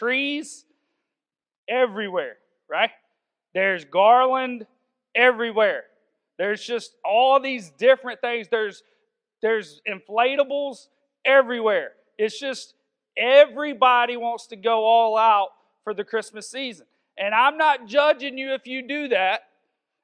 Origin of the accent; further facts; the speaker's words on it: the South, United States; I'm from the South, so I may say wander sometimes